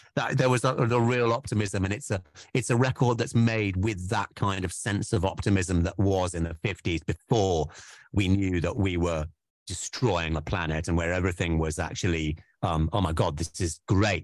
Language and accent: English; Wales, United Kingdom; we're Welsh boys